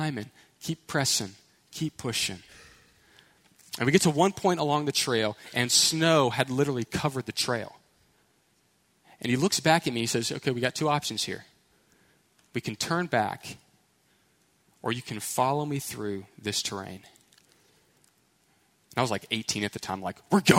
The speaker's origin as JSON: {"language": "English", "town": "Houston", "region": "Texas", "country": "United States", "said": "I was from Houston, right? So city slickers, suburbs, never hiked a mountain"}